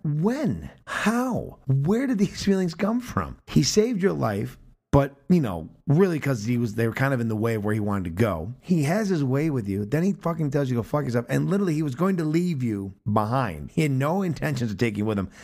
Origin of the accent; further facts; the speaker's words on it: United States; as an American viewer